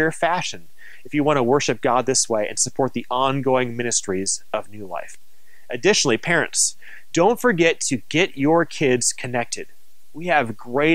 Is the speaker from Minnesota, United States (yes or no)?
yes; Minnesota, United States; moved away; also born or lived in New Mexico; I was raised in Minnesota